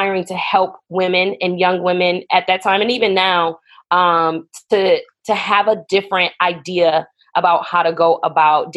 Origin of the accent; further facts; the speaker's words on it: Buffalo, New York, United States; moved away as an adult; also born or lived in North Carolina; we're originally from Buffalo, New York.